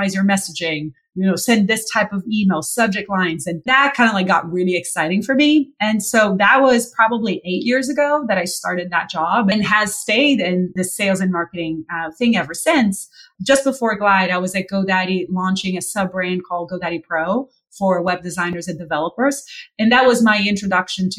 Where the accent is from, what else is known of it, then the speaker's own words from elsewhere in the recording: Brazil; moved away; also born or lived in San Francisco; I'm originally from Brazil